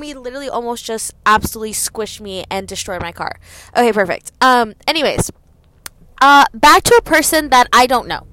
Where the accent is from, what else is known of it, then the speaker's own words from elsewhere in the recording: Gwinnett County, Georgia, United States; I am from Gwinnett